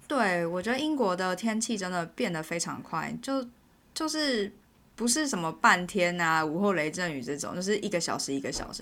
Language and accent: Chinese; Taiwan; moved away as an adult; now in United Kingdom; 我来自台湾啊